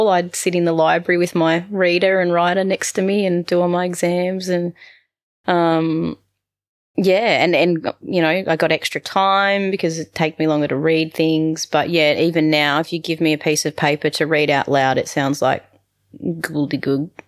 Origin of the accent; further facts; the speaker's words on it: New England, United States; we had horses growing up in the New England.